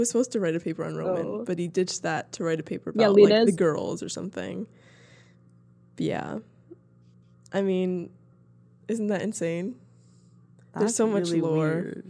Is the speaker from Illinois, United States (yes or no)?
no; Arlington, Virginia, United States; we are both from Arlington, Virginia.